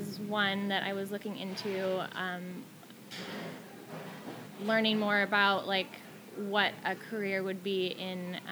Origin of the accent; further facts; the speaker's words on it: Sierra Valley, Northern California, United States; moved away as an adult; also born or lived in Bay Area, California; now in Seattle, United States; my brother and I, we grew up in Northern California